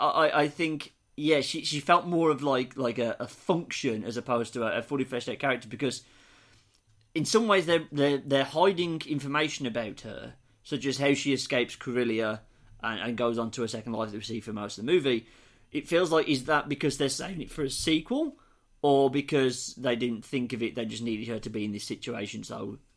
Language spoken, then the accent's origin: English; Brooklyn, New York, United States; I'm clearly from Brooklyn, and I'm glib and sarcastic.